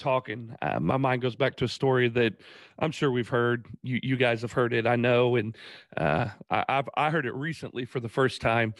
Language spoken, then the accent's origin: English; Paris, Illinois, United States; I was born in Paris, Illinois.